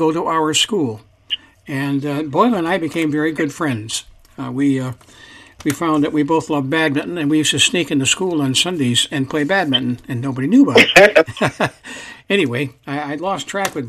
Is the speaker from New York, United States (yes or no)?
yes; Sandy Creek, New York, United States; now in Pasco County, Florida, United States; I come from a very small town in northern New York State, up near Watertown, New York, north of Syracuse. And in my hometown, there only had 1,700 people